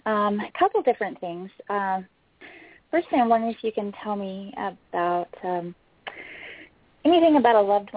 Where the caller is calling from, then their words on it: Boise, Idaho, United States; I'm calling from Boise.